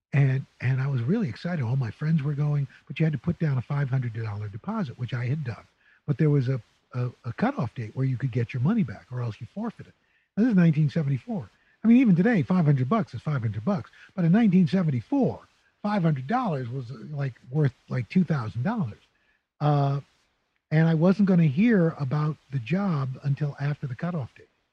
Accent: New York City, New York, United States; moved away as an adult; also born or lived in Syracuse / Oswego; I grew up in New York City, uh, greatest city in the world.

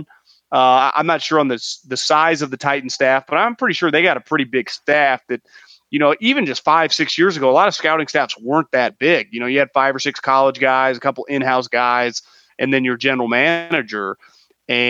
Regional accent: Northern California, United States; I'm born and raised in California, yeah, in Northern great. California.

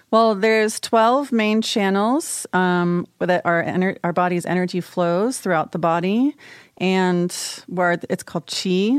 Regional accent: College Park, Maryland, United States; I'm from College Park.

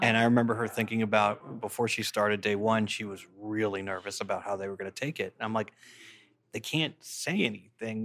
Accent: Massachusetts, United States; I'm from Massachusetts, too

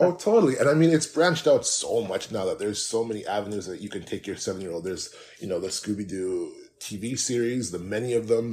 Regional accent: Canada; I'm Canadian

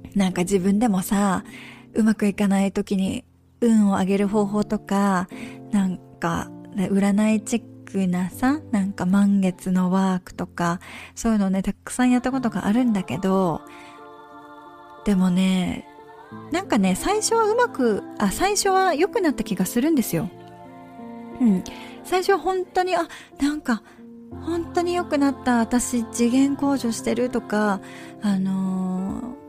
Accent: Japan; moved away; 家族と一緒に日本に帰る

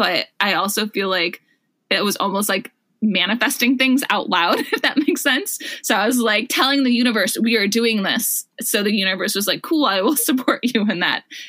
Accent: Wisconsin, United States; moved away as an adult; also born or lived in Minneapolis, Minnesota; now in San Francisco, United States; I grew up in Wisconsin and I went to college in Minneapolis.

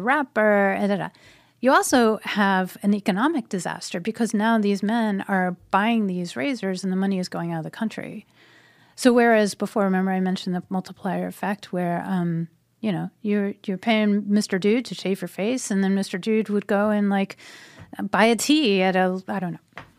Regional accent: United States; my country. Um, where my family has been for a hundred and thirty years.

